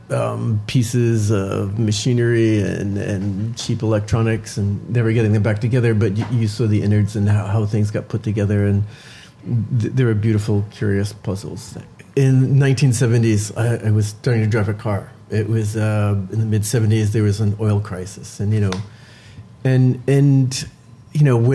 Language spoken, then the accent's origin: English; New Jersey, United States; now in New York City, United States; I grew up in New Jersey